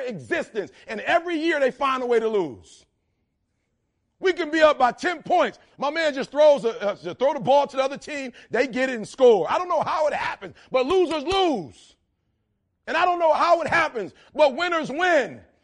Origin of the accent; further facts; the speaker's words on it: Detroit, Michigan, United States; I'm from Detroit